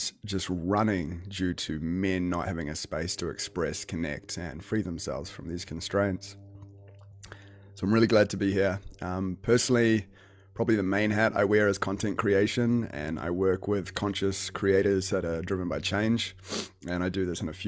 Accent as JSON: {"language": "English", "region": "Auckland", "country": "New Zealand", "tie": "born or raised there", "also_born_or_lived": "Whangarei, New Zealand", "said": "I was born in Whangarei originally, and I've lived in Auckland most of my life"}